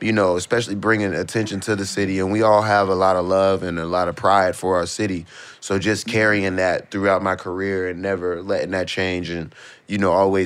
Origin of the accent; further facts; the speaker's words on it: Pittsburgh, Pennsylvania, United States; growing up in Pittsburgh